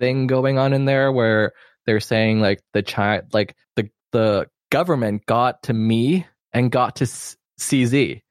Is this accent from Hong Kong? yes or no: yes; Hong Kong; I am from Hong Kong